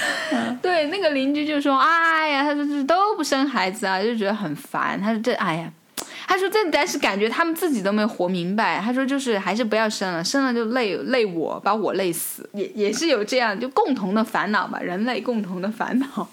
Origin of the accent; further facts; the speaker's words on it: China; now in France; 像我们中国人交友就是那个涟漪嘛